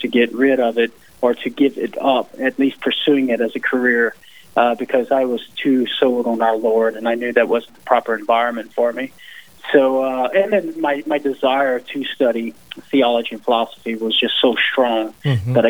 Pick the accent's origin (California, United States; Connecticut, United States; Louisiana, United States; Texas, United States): Louisiana, United States; Southern; I am from Southern Louisiana, come from a music background.